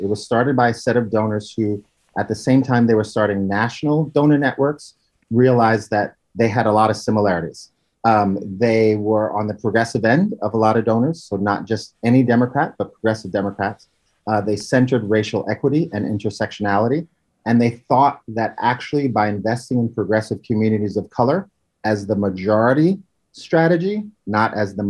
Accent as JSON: {"language": "English", "town": "Bronx", "region": "New York", "country": "United States", "lives_now": "California, United States", "said": "I'm from the Bronx, an ignored part of New York City."}